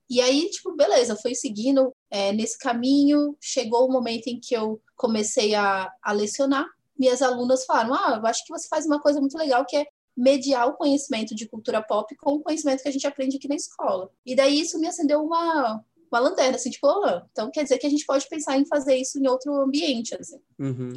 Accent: Vila Velha, Espírito Santo, Brazil; eu nasci na, em Vila Velha, no Espírito Santo

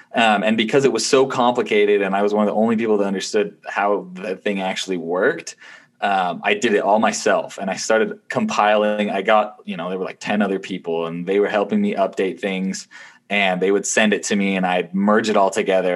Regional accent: Utah, United States; also born or lived in Ohio / Taiwan; I grew up most of my life in Utah, although I was born in Ohio, so I'm a Buckeye.

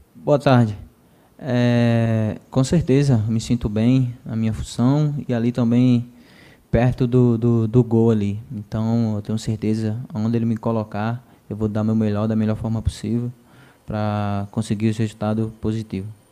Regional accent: Brazil; sou de Saramirim mesmo, sou de Saramirim

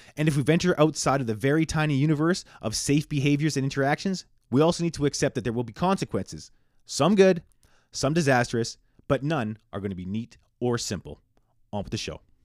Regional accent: Canada; I'm born and raised in Canada

